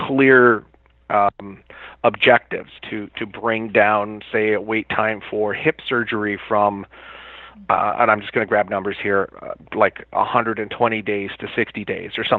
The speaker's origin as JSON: {"language": "English", "country": "Canada", "said": "being a Canadian"}